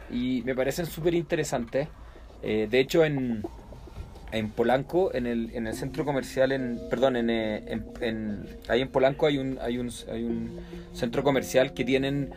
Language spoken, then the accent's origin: Spanish; Chile; moved away as an adult; now in Mexico; en Chile, de donde yo vengo.